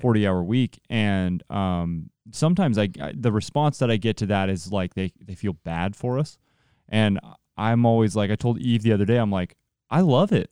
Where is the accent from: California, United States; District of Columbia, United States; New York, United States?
California, United States; Central Valley; I'm from the Central Valley